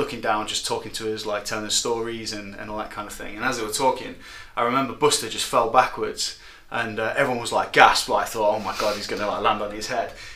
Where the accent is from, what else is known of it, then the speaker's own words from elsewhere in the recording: Nottingham, East Midlands, United Kingdom; I'm from Nottingham, born and raised here